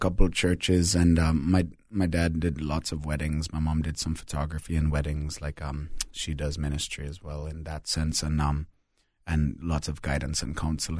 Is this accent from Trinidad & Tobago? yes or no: yes; Trinidad & Tobago; also born or lived in Alberta, Canada; So I was born in Alberta, Canada. But at 2 months old, my parents moved to the Caribbean as missionaries. And so I spent 18 years in multiple different Caribbean islands, mostly Trinidad and Tobago.